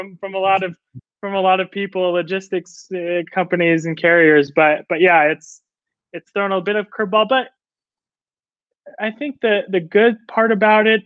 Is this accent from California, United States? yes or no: yes; Orange County, Southern California, United States; moved away as an adult; also born or lived in Samoa; now in Utah, United States; born and raised in California. Southern California, Orange County